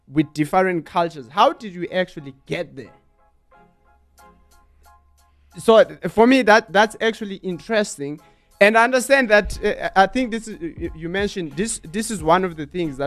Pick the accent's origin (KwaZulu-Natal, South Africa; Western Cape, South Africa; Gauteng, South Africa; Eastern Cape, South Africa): Eastern Cape, South Africa; when I was in Eastern Cape, I'm colored. So all the kids, they used to see me as a white kid.